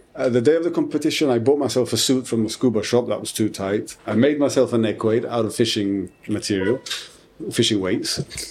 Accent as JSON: {"language": "English", "country": "United Kingdom", "said": "I have to show that I'm British."}